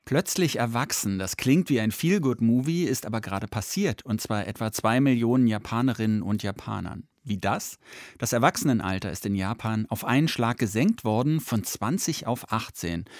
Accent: Germany; Bei uns in Deutschland

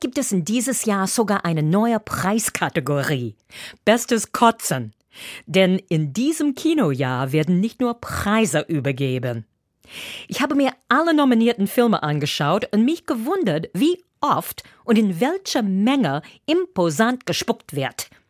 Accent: United States; now in Germany; Als Amerikanerin

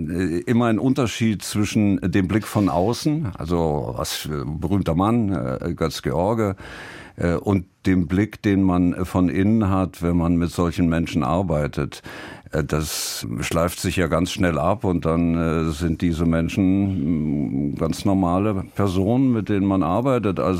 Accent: Saarland, Germany; Ich war drei, drei Monate alt, als wir ins Saarland kamen. Meine Mutter ist äh, gebürtige Saarländerin, ich, ich, glaube in der sechsten oder siebten Generation. Ähm, und ähm, Insofern bezeichne ich mich als Saarländer, natürlich.

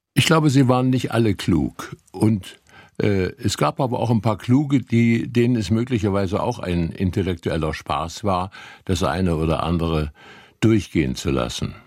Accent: Gera district, Thuringia, Germany; now in Dresden, Germany; des Bezirks Gera, wo ich groß geworden bin

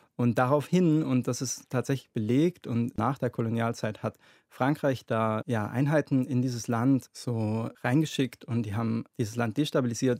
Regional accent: Germany; mein Herkunftsland

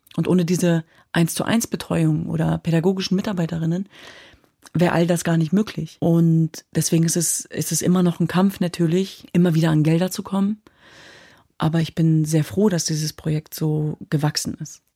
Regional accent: Germany; wir sind in Deutschland geboren und aufgewachsen, meine Schwestern und ich

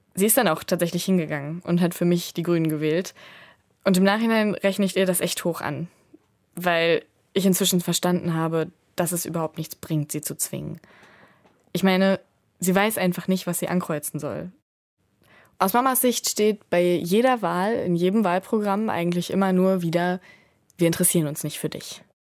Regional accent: Ruhr area, North Rhine-Westphalia, Germany; born or raised there

